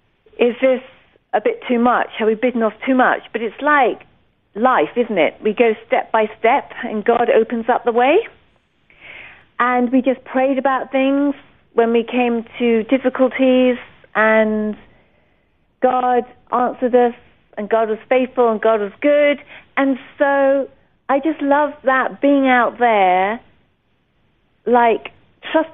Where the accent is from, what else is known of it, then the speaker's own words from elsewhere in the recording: South West England, United Kingdom; also born or lived in Michigan, United States; now in New Zealand; I grew up on Dartmoor ponies in southwest England